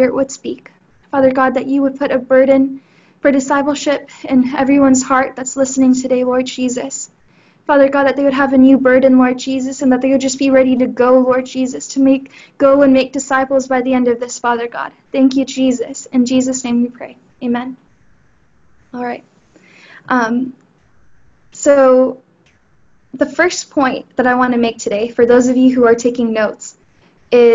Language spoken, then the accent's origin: English; Houston, Texas, United States; I am from Houston